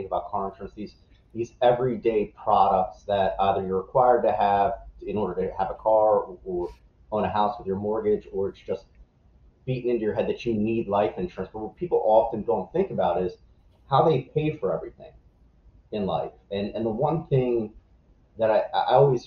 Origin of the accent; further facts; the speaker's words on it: right outside of Philadelphia, Pennsylvania, United States; I was born and raised right outside of Philadelphia, Kobe Bryant's hometown